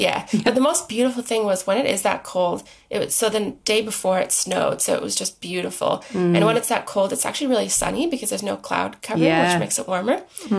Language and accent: English; Canada; moved away as an adult; now in Australia; So I am Canadian. So I moved here in 2013, I think it was.